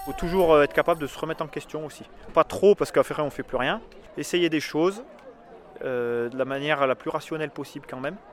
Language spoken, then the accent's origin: French; Haute-Loire, Auvergne-Rhône-Alpes, France; j'ai grandi en Haute-Loire dehors toute la journée